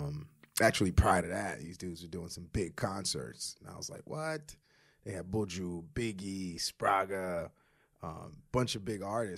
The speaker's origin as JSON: {"language": "English", "town": "Brooklyn", "region": "New York", "country": "United States", "tie": "born or raised there", "also_born_or_lived": "Queens", "said": "You had to have come across, especially the neighborhoods we grew up, you know, we grew up in, you know, Crown Heights."}